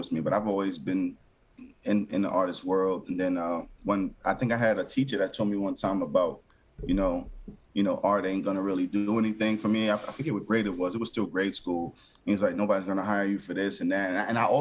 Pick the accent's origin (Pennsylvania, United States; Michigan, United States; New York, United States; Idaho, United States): New York, United States; New York City; moved away as an adult; now in Raleigh, United States; originally, born and raised in New York City, Brooklyn